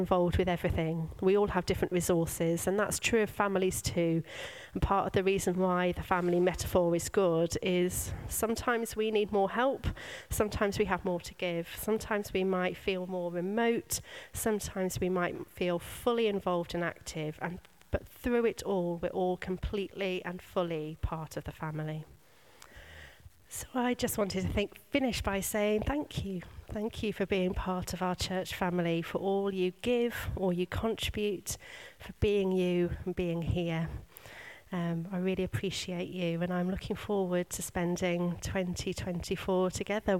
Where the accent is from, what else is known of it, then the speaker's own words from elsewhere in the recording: United Kingdom; we are British.